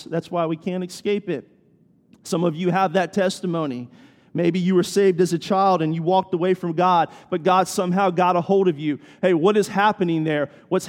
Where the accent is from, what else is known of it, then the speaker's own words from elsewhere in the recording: Washington, D.C., United States; I grew up near Washington, D.C., right outside of Washington, D.C.